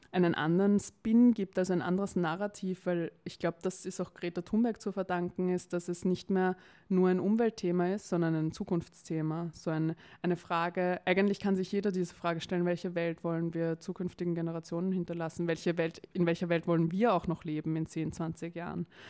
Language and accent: German; Vienna, Austria; ich komme aus Wien, bin geboren in Wien, also eine echte Wienerin